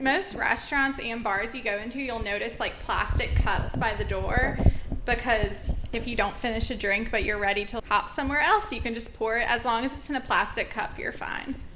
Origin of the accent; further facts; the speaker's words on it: Georgia, United States; now in Savannah, United States; I'm actually from Georgia, but I moved to Savannah about four and a half years ago